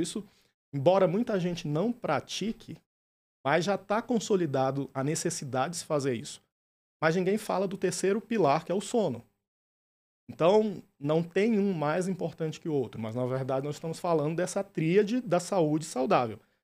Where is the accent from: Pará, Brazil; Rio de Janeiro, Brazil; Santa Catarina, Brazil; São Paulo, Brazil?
Pará, Brazil; interior of; moved away; also born or lived in São Luís, Maranhão; eu sou natural do interior do Pará, mas minha família mudou para São Luís do Maranhão e fiz faculdade.